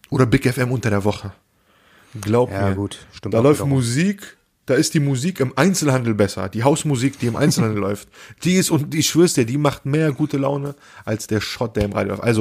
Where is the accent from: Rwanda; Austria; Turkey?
Turkey; ich komme aus der Türkei, ich habe ein Auge dafür.